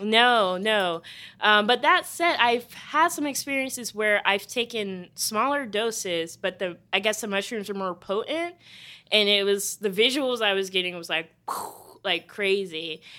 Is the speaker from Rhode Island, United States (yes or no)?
no; Charleston, South Carolina, United States; my hometown of Charleston, South Carolina